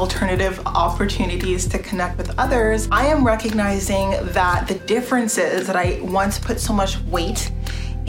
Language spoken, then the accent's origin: English; Canada; I see myself as Canadian